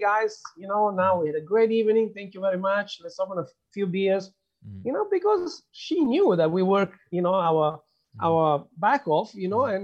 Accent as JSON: {"language": "English", "country": "Italy", "moved": "yes", "said": "I'm from Italy"}